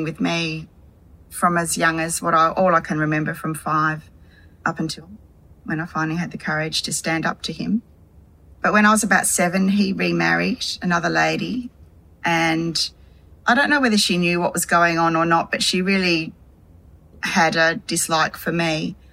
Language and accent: English; Hobart, Tasmania, Australia; also born or lived in Devonport, Tasmania; I was born in December of 1966 in Devonport, Tasmania, and adopted and raised in Hobart.